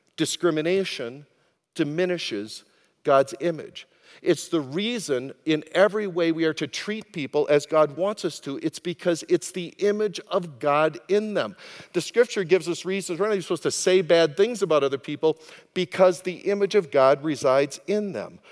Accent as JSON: {"language": "English", "country": "United States", "said": "as an American"}